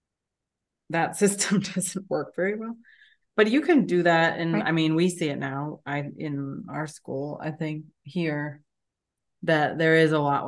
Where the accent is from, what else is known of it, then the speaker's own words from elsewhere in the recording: New Hampshire, United States; moved away; I'm from New Hampshire